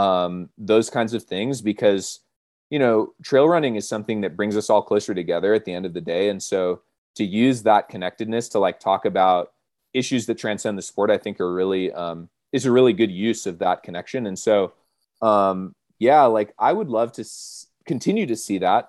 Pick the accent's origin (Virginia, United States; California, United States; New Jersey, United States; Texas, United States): California, United States; Monterey; moved away as an adult; now in Colorado, United States; I grew up in Monterey, California